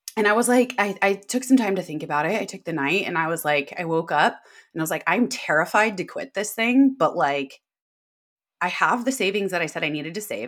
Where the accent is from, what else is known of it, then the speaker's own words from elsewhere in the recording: Davis, California, United States; also born or lived in San Diego, California / San Francisco, California; I'm from Sacramento, California, a small town outside of it called Davis. Most people are like, "Oh, U C Davis." But I didn't go to U C Davis. I just grew up there, and that's where I live now